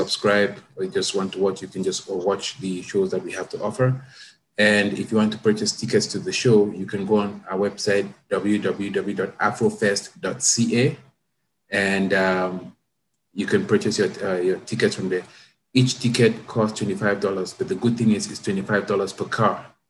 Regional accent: Cameroon; moved away as an adult; also born or lived in Canada; now in Toronto, Canada; I'm from Cameroon. That's my uh, background

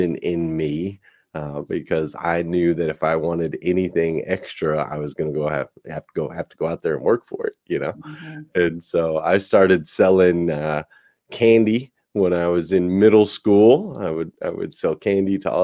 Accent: Flagstaff, Arizona, United States; I grew up in Flagstaff, Arizona.

